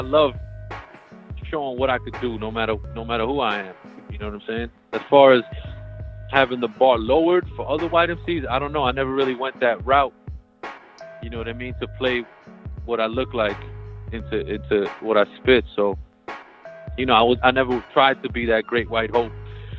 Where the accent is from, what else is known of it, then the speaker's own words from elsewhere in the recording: Peru; I was born in Peru. My parents were born in Peru.